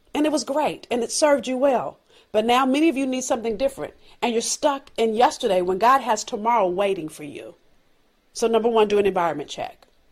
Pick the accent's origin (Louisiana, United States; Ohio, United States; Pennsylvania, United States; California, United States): California, United States; Los Angeles; I'm from South Central L A. I've learned things growing up